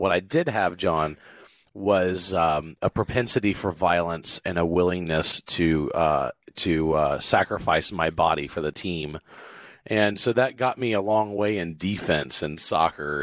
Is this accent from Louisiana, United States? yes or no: yes; South Louisiana, United States; moved away; also born or lived in Texas; I grew up in South Louisiana